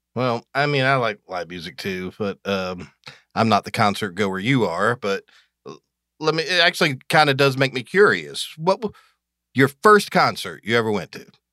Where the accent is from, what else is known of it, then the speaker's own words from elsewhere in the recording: Athens, Georgia, United States; also born or lived in Pelham, Georgia; I grew up in Athens, Georgia. My dad worked for University of Georgia when I was a kid. So, but when I was ten, we moved to this little, tiny town in the extreme southwest corner of Georgia called Pelham, Georgia